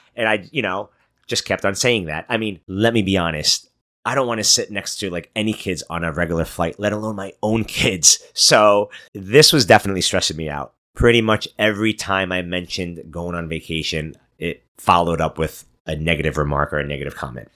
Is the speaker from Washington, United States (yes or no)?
no; New York City, New York, United States; moved away; I'm from Brooklyn, New York, and uh, my parents live in Brooklyn currently.